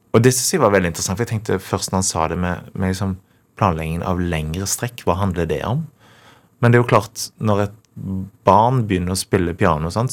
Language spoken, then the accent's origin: Norwegian; Karmøy, Rogaland, Norway; jeg er fra Karmøy